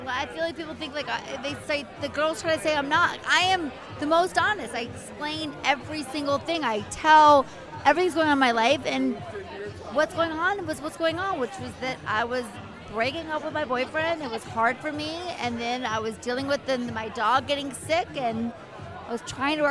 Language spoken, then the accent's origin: English; the South, United States; I'm from the South